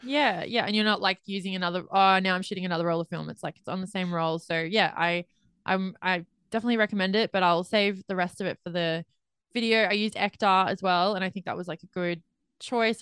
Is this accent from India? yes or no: no; Australia; I'm Australian